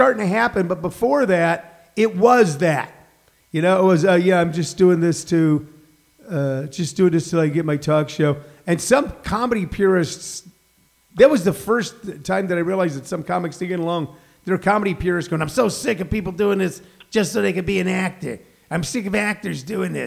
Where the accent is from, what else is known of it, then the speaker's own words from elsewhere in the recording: St. Louis, Missouri, United States; moved away as an adult; now in Los Angeles, United States; I'm from St. Louis